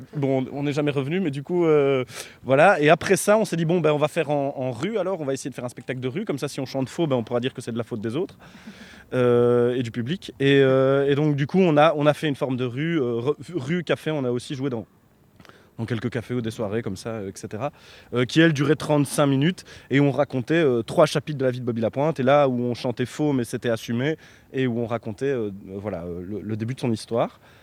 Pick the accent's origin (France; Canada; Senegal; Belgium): Belgium; nous on est belge